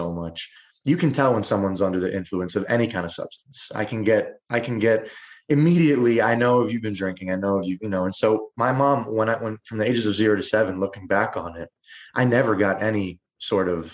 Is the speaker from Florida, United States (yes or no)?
yes; South Florida, United States; also born or lived in New Jersey; by the age of, I want to say five, I moved to South Florida.